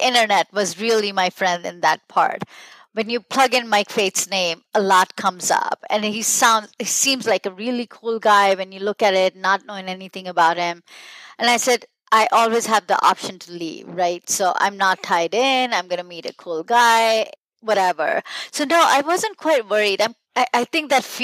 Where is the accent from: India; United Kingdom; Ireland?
India; also born or lived in New Jersey / Michigan / Milwaukee; now in Nashville, United States; I'm from India a long time ago, 32 years ago, and then I moved to New Jersey, then to Michigan, then to Milwaukee, and now in Nashville.